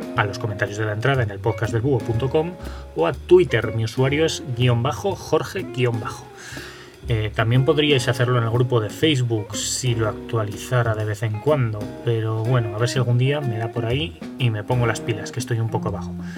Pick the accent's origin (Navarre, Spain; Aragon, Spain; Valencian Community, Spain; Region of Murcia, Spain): Aragon, Spain; also born or lived in Zaragoza; resido en Zaragoza y por lo tanto soy aragonés